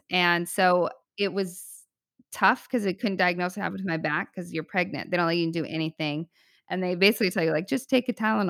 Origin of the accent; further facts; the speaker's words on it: Arizona, United States; also born or lived in California; I'm from Arizona and California. And I'm like now stuck in this frozen tundra.